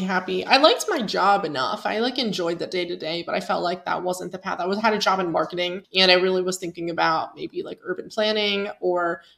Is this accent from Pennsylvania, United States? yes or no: yes; Pennsylvania, United States; moved away as an adult; growing up in Pennsylvania